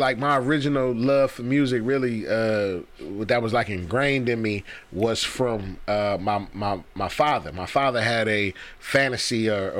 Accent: Detroit, Michigan, United States; also born or lived in East Kirby, Detroit; I did most of my primary growing up was West Side, West 7 Mile to be exact.

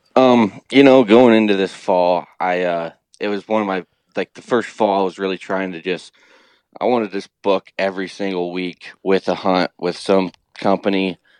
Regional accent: Ohio, United States; I grew up here in Ohio

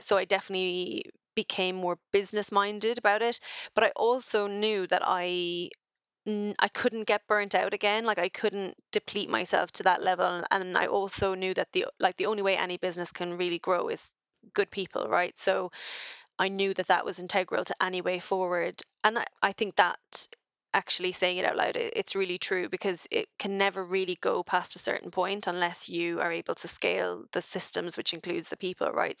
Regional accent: Ireland; now in United Kingdom; as an Irish woman in the U K

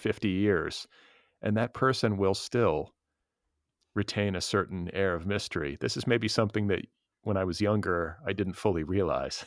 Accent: California, United States; a Californian

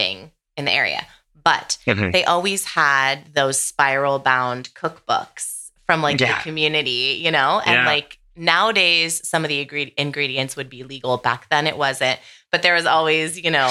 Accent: Sonoma County, Northern California, United States; I grew up in Northern California, Sonoma County.

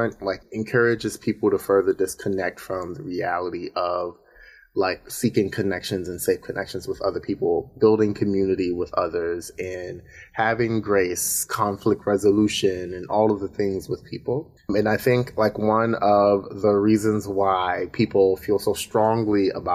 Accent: Baltimore, Maryland, United States; now in Brooklyn, United States; But I am originally from Baltimore. I'm stationed in Brooklyn.

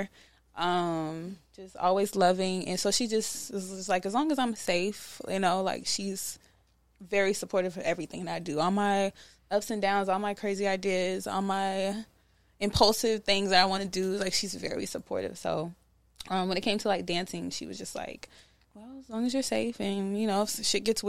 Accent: Charlotte, North Carolina, United States; also born or lived in Iowa; I was raised in North Carolina

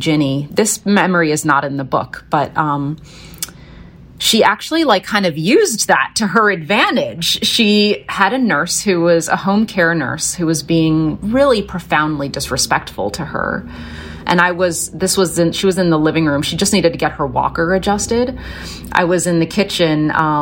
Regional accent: Philadelphia, Pennsylvania, United States; I was born in West Philly, and from the time I was really a toddler until we moved out to the countryside

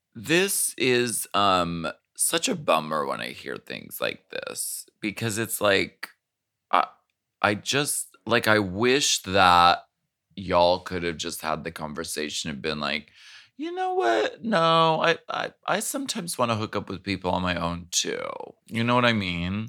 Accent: Erie, Pennsylvania, United States; also born or lived in New Hampshire; I was born in New Hampshire

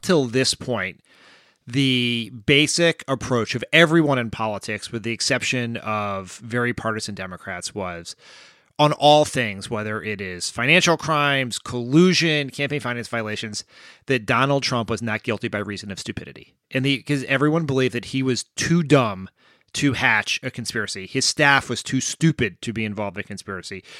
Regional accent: Delaware, United States; my home state of Delaware

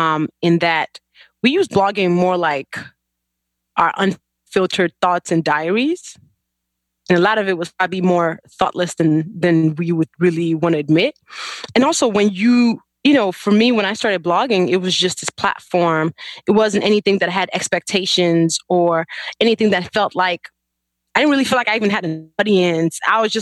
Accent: Chicago, Illinois, United States; also born or lived in Nigeria; So I was born in Nigeria and then we moved to Chicago when I was 9. Chicago's been home since.

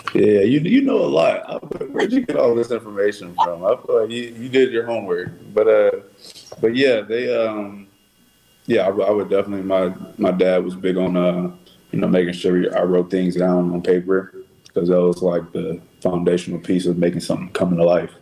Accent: Texas, United States; moved away as an adult; now in Chicago, United States; I'm just from Texas. I'm just a, a, Texas kid

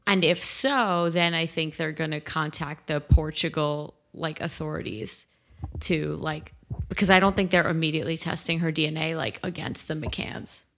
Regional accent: Great Neck, New York, United States; my hometown

